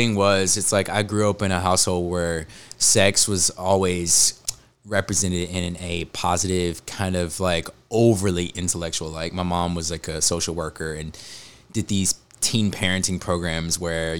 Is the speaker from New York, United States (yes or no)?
no; Mississippi, United States; I grew up in Mississippi. I was a nerdy, arts-driven kid. I grew up an evangelical.